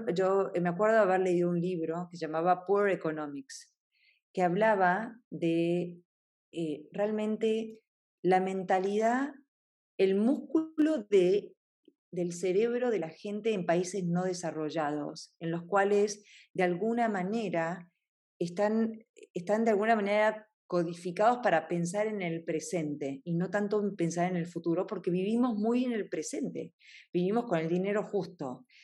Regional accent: Argentina; siendo argentina

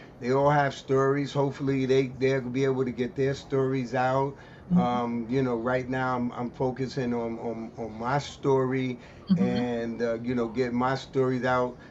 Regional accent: New York City, New York, United States; growing up in the East New York section of Brooklyn

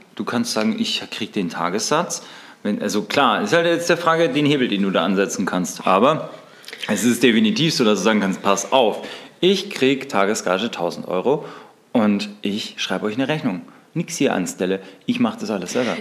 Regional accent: Bavaria, Germany; Bei uns in Bayern

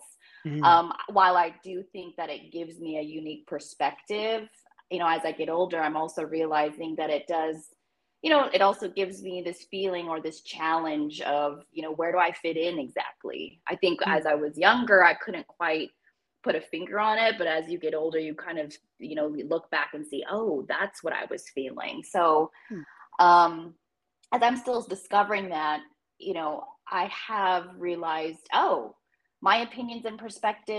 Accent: Long Beach, California, United States; Long Beach is my home

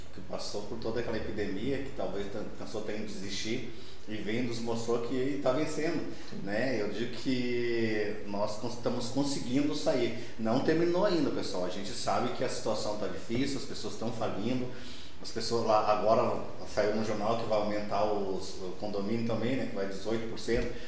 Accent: Gaúcho, Rio Grande do Sul, Brazil; nós somos gaúchos

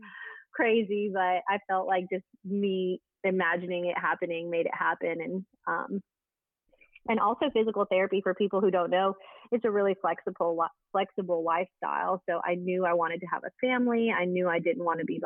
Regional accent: Huntsville, Alabama, United States; now in Birmingham, United States; I am from Alabama. I grew up here

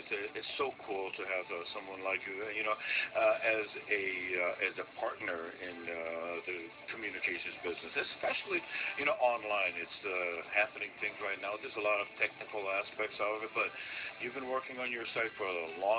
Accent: Las Vegas, Nevada, United States; I'm from Vegas

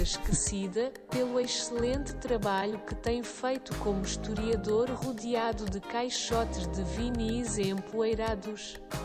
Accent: Póvoa de Santa Iria, Lisbon, Portugal; Eu cresci na Póvoa de Santiria

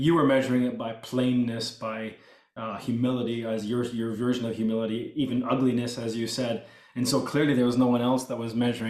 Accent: Canada; the religion that I was raised in is called Old Colony Mennonite, but I was never raised in a colony. I was born and raised in Canada. I wore store-bought clothes. We had electricity. I went to public school. I was raised like a normal Canadian kid, right?

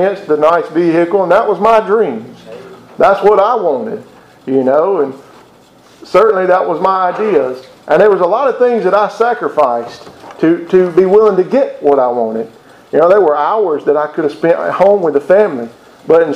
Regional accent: Mississippi, United States; I'm from Mississippi

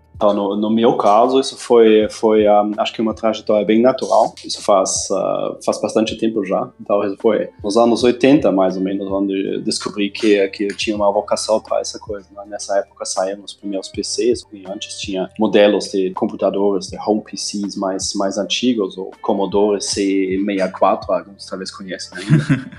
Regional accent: Germany; moved away as an adult; now in Brazil; eu nasci na Alemanha e uh, faz uns uh, ah, 15 anos que eu estou aqui no Brasil.

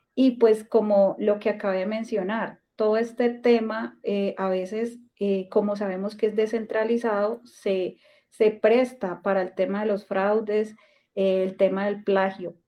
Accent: Colombia; como colombiana que soy

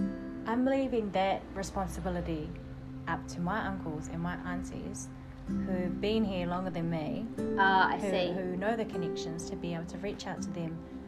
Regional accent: Mahia, Hawke's Bay, New Zealand; Because we're so from Mahia.

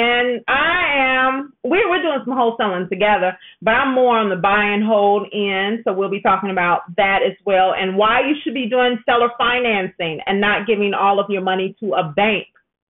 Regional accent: Chicago, Illinois, United States; also born or lived in Englewood, Chicago / Venezuela / Gary, Indiana; We bought a house in Gary. I'm from Chicago, and my husband's from Homewood.

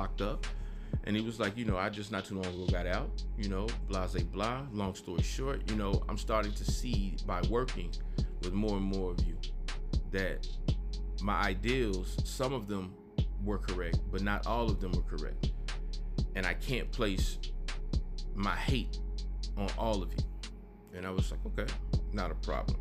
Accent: the South, United States; I'm from the South.

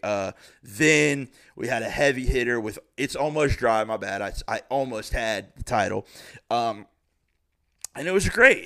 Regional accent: Springboro, Ohio, United States; I'm from Springboro, Ohio, eleven twenty Center Spring

